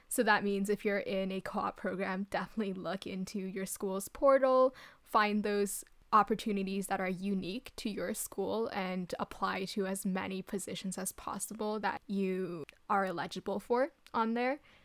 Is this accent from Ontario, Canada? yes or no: yes; Ottawa, Ontario, Canada; moved away as an adult; came back to Ottawa, my hometown